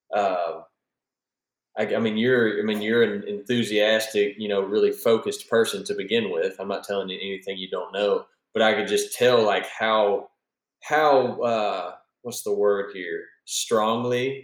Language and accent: English; Central Mississippi, United States; I was born and raised in Central Mississippi